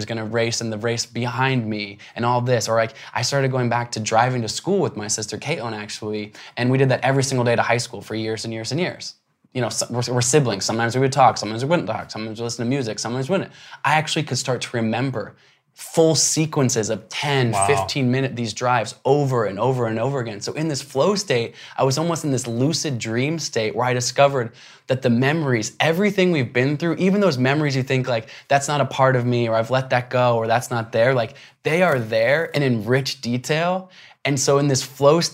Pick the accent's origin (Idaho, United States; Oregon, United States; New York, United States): Oregon, United States; Portland; I grew up in Portland, Oregon